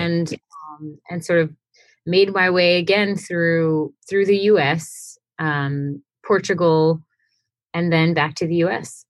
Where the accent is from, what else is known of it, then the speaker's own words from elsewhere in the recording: Houston, Texas, United States; I am originally from Houston, Texas